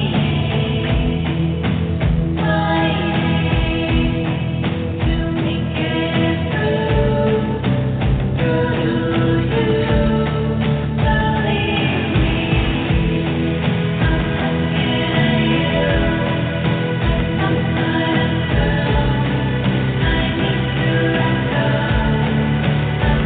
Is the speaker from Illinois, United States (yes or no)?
no; Los Angeles, California, United States; my hometown